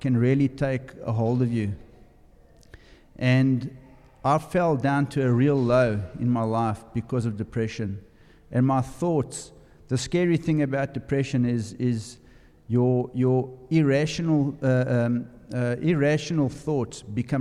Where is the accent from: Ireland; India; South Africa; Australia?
South Africa; moved away; I'm from South Africa. You'll notice from my accent.